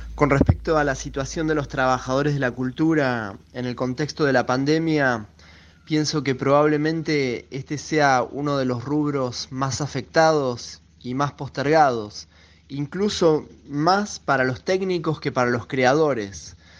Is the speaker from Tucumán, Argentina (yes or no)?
no; Buenos Aires, Argentina; Soy de Buenos Aires